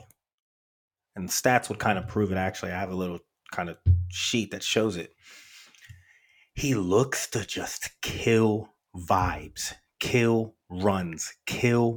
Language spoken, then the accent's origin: English; United States; as an American